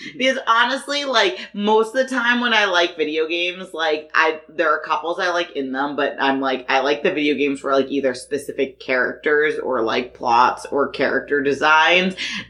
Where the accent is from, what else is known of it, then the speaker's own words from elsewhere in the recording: Boston, Massachusetts, United States; now in Las Vegas, United States; We are from Boston.